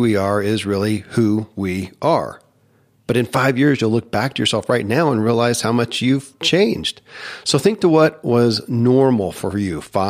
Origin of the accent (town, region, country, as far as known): Kentucky, United States; born or raised there